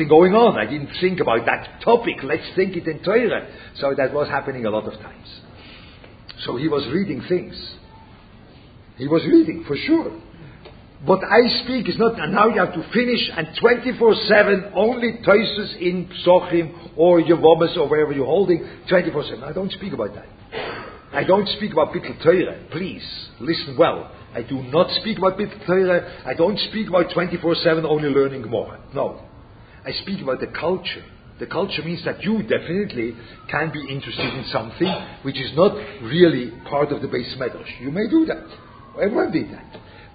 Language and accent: English; Switzerland; moved away; I speak German. Yeah? I come from Switzerland.